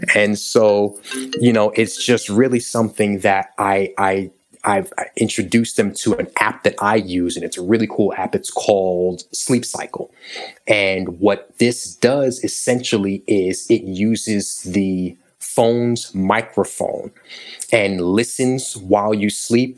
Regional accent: New York, United States; I grew up in New York

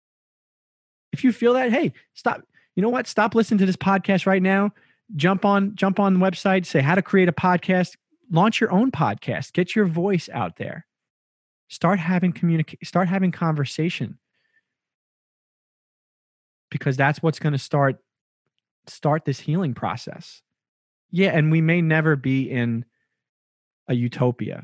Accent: Long Island, New York, United States; as a young white man growing up in Long Island and learning so much about Long Island's culture here in New York

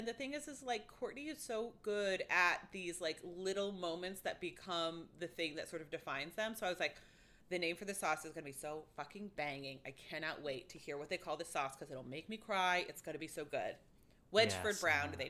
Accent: England, United Kingdom; Like, I am half Chinese. I am half English. I am English.

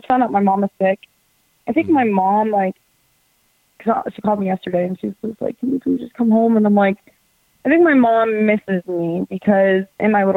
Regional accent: Tampa, Florida, United States; moved away; it's like home. I'm from Tampa

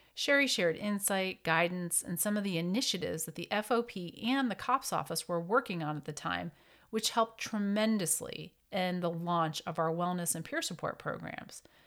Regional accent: United States; moved away as an adult; also born or lived in Wichita, Kansas; I'm from the East Coast originally, from New York and New Jersey

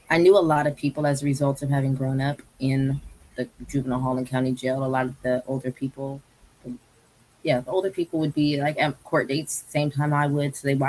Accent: San Francisco, California, United States; But I grew up on South Market most of the time, and I lived in South San Francisco.

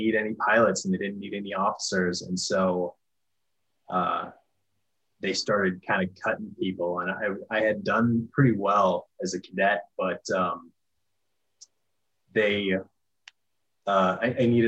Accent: Denver, Colorado, United States; also born or lived in Minneapolis; I'm from Denver and kind of wanted to move back.

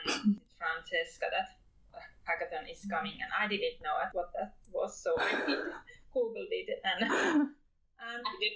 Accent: Finland; I'm from Finland.

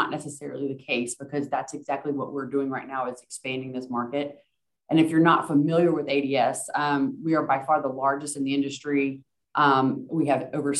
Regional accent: the South, United States; I grew up in the South

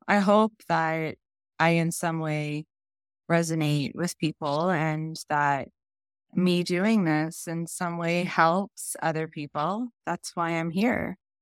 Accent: Toronto, Ontario, Canada; I was born and raised in Toronto, in the suburbs of Toronto, Ontario, Canada

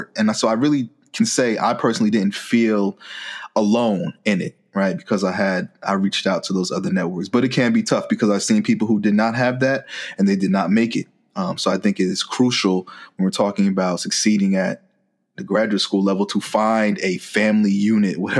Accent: New Jersey, United States; moved away as an adult; also born or lived in Virginia; I was originally from New Jersey and then I went to school all the way in Virginia as well

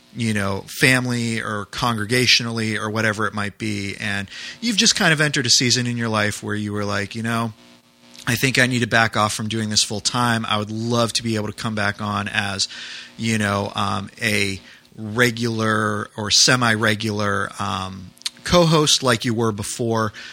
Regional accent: New England, United States; moved away; I grew up in New England.

